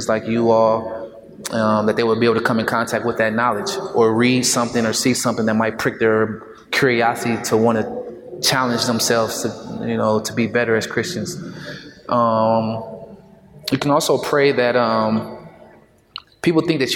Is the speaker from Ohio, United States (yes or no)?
yes; Dayton, Ohio, United States; I'm from Dayton